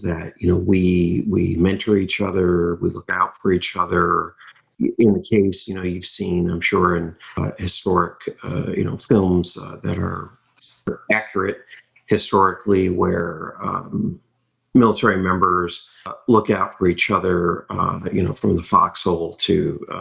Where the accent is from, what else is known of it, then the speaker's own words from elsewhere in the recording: Michigan, United States; growing up in Michigan